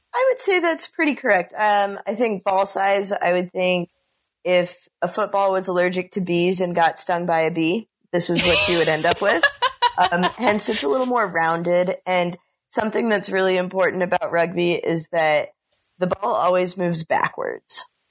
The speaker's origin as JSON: {"language": "English", "town": "Bellevue", "region": "Washington", "country": "United States", "moved": "as an adult", "lives_now": "New Orleans, United States", "said": "I'm originally from Bellevue, Washington, and I'm now a senior at Tulane University"}